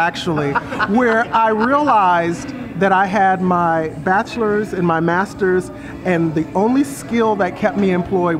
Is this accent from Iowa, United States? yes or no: no; Fort Wayne, Indiana, United States; also born or lived in Brooklyn, New York; now in Monroe, United States; Originally, I'm from Fort Wayne, Indiana. Born and raised, I've lived most of my life in Brooklyn, New York. Was there for about 27 years and then moved down to Monroe, North Carolina about 8 years ago.